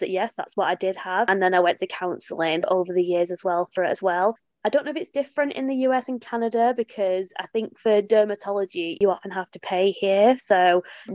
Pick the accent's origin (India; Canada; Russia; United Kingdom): United Kingdom; England; You can probably tell by my accent. I'm from England